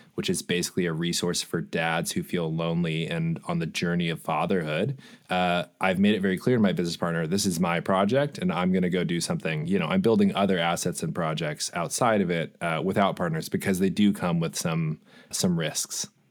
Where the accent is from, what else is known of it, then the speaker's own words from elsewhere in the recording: Los Angeles, California, United States; I grew up for, I did thirty years in Los Angeles